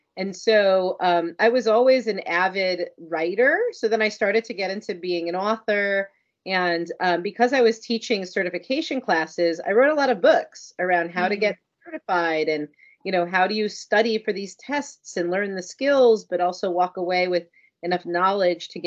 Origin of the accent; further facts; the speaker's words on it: North Miami Beach, Florida, United States; I grew up in North Miami Beach